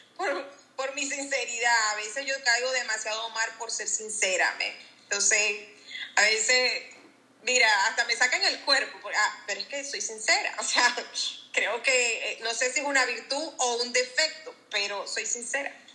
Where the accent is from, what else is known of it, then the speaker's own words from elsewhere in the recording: Venezuela; moved away as an adult; now in Jacksonville, United States; yo soy de Venezuela